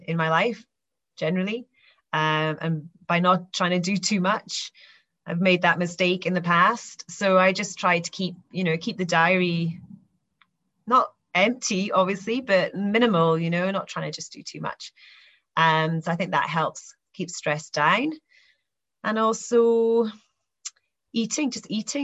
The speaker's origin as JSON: {"language": "English", "area": "Aberdeenshire", "region": "Scotland", "country": "United Kingdom", "tie": "born or raised there", "said": "I grew up here in Aberdeenshire and grew up on a farm"}